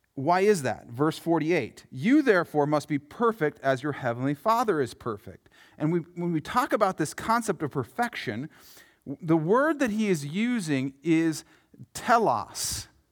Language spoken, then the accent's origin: English; Yankton, South Dakota, United States; I grew up in Yankton, South Dakota, home of the Bucks and the Gazelles